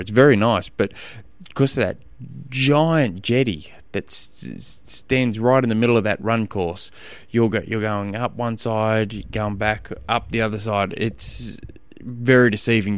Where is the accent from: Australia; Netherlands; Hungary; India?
Australia; Tasmania; I'm from Tasmania and our roads here